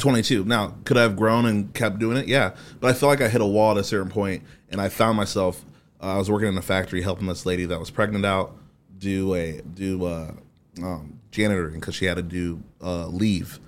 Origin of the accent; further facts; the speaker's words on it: Haiti; also born or lived in Fort Wayne, Indiana / Columbia City, Indiana; now in Indianapolis, United States; I'm Haitian.